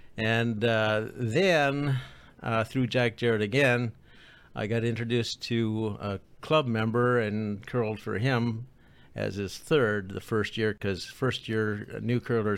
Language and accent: English; Manitoba, Canada; moved away as an adult; also born or lived in Toronto, Canada; now in Madison, United States; I was living in just outside of Toronto when I got a company transfer. Before that, I grew up in Manitoba, about 80 miles west of Winnipeg.